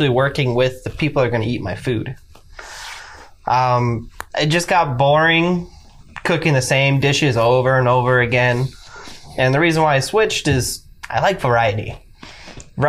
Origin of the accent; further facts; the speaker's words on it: Denver, Colorado, United States; moved away as an adult; now in San Antonio, United States; I was born and raised in Denver, Colorado. I've been in San Antonio for a little over a year now